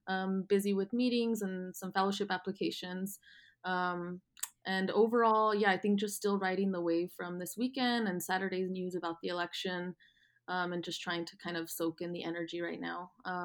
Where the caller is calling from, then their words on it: Los Angeles, California, United States; So I am calling from Los Angeles. I live in a neighborhood called Mar Vista. It's close to Culver City and Venice.